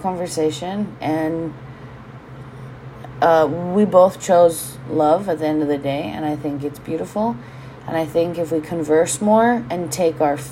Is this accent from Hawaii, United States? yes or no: yes; Hawaii, United States; being Hawaiian and owning a home here